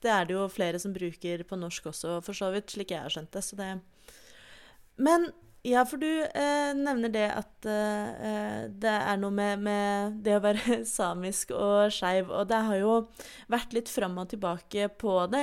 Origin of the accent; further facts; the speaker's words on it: Oslo, Norway; jeg er født og oppvokst i Oslo